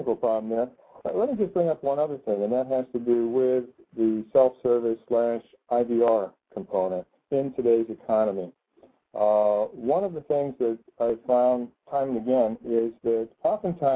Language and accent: English; Connecticut, United States; my home state